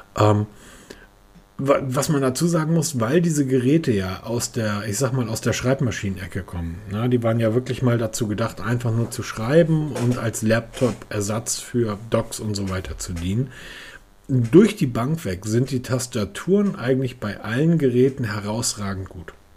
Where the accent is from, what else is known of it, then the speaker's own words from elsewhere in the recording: the North, Northern Germany, Germany; bei uns im Norden